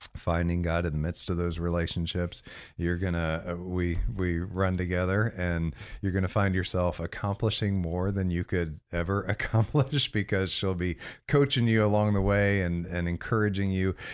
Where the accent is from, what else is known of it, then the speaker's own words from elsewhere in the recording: Central Florida, United States; also born or lived in Galesburg, Illinois; born in Illinois, so I'm a Midwesterner, but grew up here in Central Florida, uh, seventy-eight on. So I, we moved when I was nine, nine years old